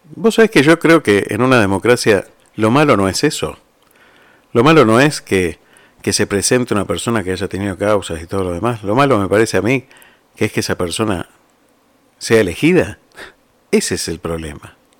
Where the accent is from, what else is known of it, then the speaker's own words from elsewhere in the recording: Argentina; moved away; uno no deja de ser argentino ¿eh? por, por irse de un país. Uno sigue siendo argentino y lleva la patria donde se vaya